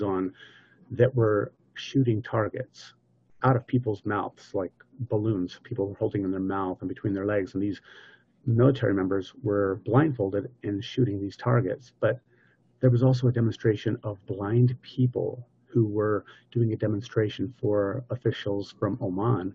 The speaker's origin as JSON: {"language": "English", "country": "United States", "said": "I'm American."}